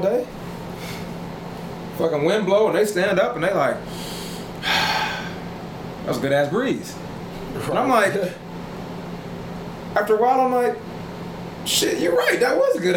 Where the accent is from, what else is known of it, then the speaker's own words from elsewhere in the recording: United States; you're from America